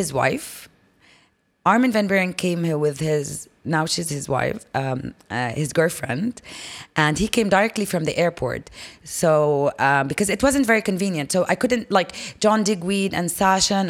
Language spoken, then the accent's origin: English; Jordan; I'm from Jordan.